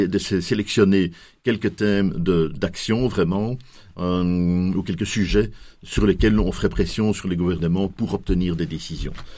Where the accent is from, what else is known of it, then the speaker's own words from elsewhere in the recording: Belgium; chez nous en Belgique